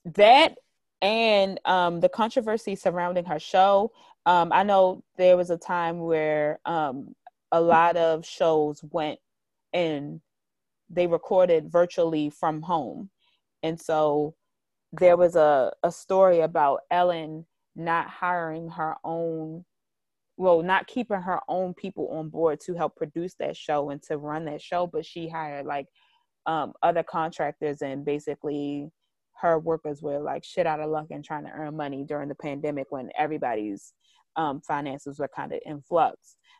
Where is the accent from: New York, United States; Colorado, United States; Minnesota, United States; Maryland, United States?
Maryland, United States; Baltimore; I'm really from Baltimore